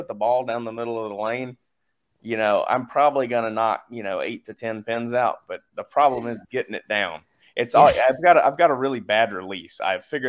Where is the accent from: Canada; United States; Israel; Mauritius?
United States; the South; I'm from the South